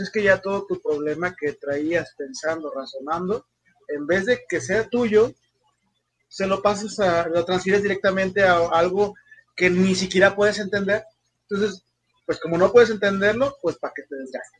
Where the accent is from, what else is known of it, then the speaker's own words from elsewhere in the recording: Mexico; soy mexicano